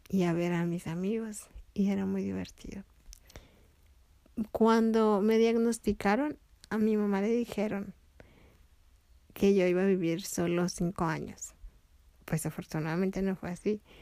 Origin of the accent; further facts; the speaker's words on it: Tepic, Nayarit, Mexico; Pero allá en Tepic sí me divertí mucho. Después de vivir en el centro nos fuimos a una casa de Infonavit que el patrón de mi papá le rentaba. Y ahí fui a la escuela y hice muchos amigos.